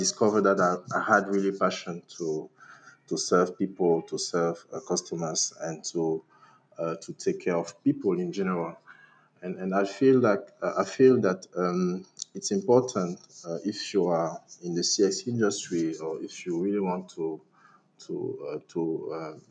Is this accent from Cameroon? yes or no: yes; Cameroon; I'm from Cameroon, a country located in Central Africa